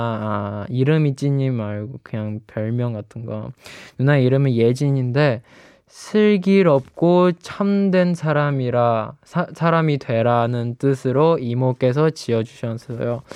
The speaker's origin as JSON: {"language": "Chinese", "country": "Malaysia", "said": "乐乐好，"}